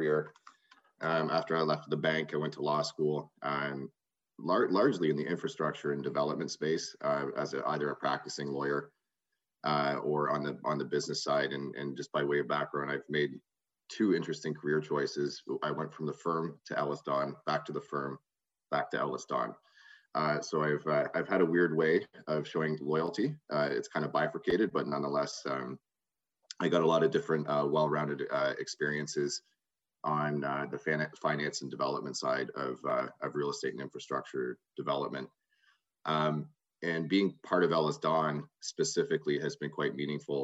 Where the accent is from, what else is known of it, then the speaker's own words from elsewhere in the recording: Brantford, Ontario, Canada; also born or lived in Ottawa; Growing up, I grew up in Brantford, Ontario.